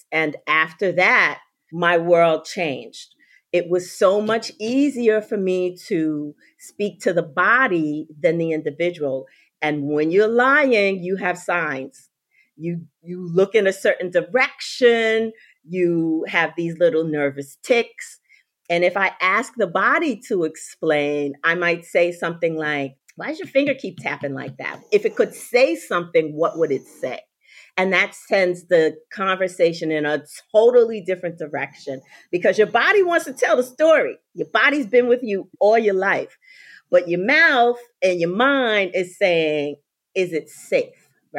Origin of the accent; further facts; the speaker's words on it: New York, United States; And I live in Florida. Not always. I'm a New Yorker people. I'm just a transplanted Floridian now.